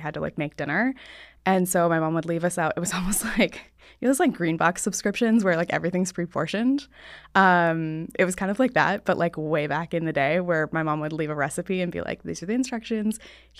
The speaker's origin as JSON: {"language": "English", "town": "Laguna Beach", "region": "California", "country": "United States", "tie": "born or raised there", "said": "I was born in Southern California, so raised in Laguna Beach."}